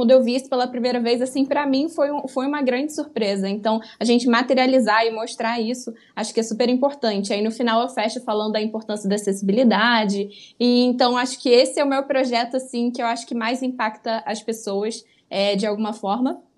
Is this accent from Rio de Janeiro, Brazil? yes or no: yes; Rio de Janeiro, Brazil; accent: carioca; É, o sotaque aqui é forte, o carioquês...